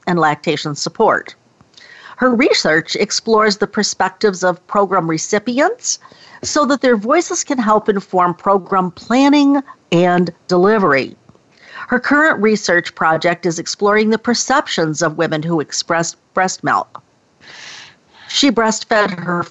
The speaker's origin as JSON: {"language": "English", "town": "Rochester", "region": "New York", "country": "United States", "tie": "born or raised there", "moved": "yes", "said": "my hometown of Rochester, New York"}